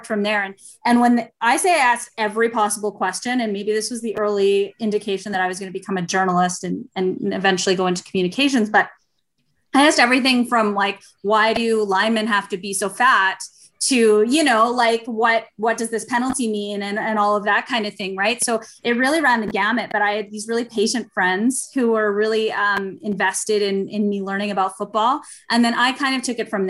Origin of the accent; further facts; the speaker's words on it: Saskatchewan, Canada; I grew up in Saskatchewan